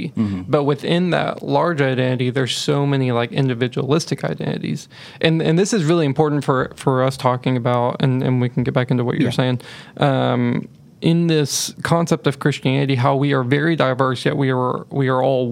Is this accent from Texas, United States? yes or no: yes; Texas, United States; I grew up, I grew up in Texas.